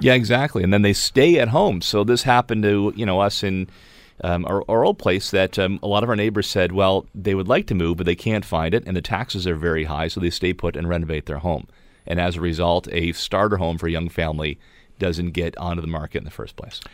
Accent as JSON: {"language": "English", "area": "Niagara Peninsula", "region": "Ontario", "country": "Canada", "tie": "born or raised there", "said": "I'm born and raised in the Niagara Peninsula"}